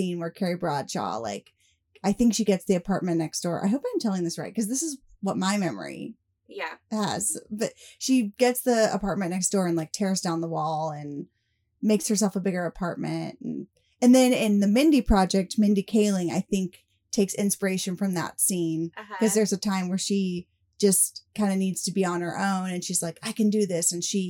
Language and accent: English; Kentucky, United States; now in Dallas, United States; Well, I grew up in Kentucky, so things are a lot more old world there too